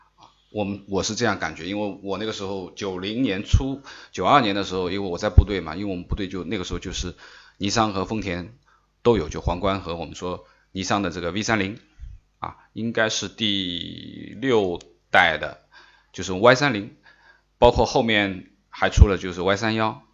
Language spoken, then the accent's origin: Chinese; China; 我们中国人认识到这个日系三强，因为我年纪比较大了